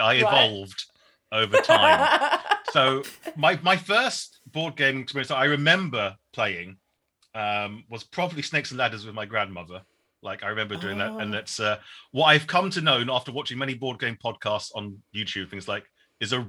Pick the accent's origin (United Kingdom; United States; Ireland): United Kingdom; Shoreham-by-Sea, South East England; also born or lived in Norwich / London; I am Vietnamese-British. I was born in Shoreham-by-Sea